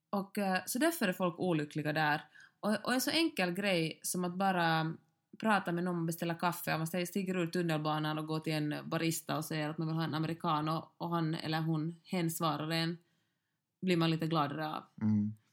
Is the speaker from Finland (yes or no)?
yes; Finland